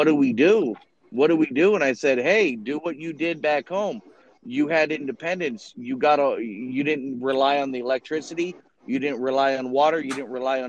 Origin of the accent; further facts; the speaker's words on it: Florida, United States; I grew up in, you know, a central part of Florida on a horse ranch, and also I grew up in South Florida